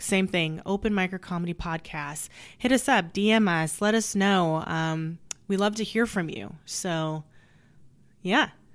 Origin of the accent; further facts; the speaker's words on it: Sacramento, California, United States; moved away; I'm from Sac